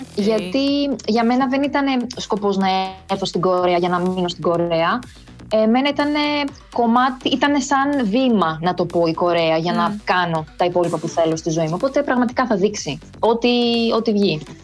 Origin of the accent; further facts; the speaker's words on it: Athens, Attica, Greece; moved away as an adult; now in Seoul, South Korea; γεννήθηκα και μεγάλωσα στην Αθήνα